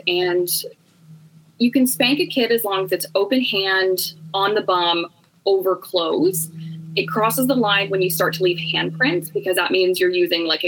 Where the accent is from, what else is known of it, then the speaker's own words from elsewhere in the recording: Canada; I am from Canada